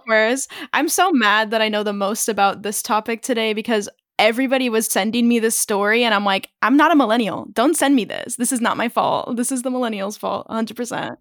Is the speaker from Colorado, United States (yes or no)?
no; California, United States; now in Philadelphia, United States; I'm from California